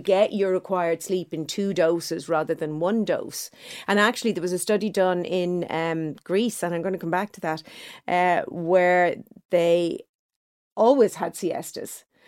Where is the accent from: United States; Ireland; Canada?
Ireland; Dublin, Leinster; I grew up in Clontarf, a nice middle class neighborhood.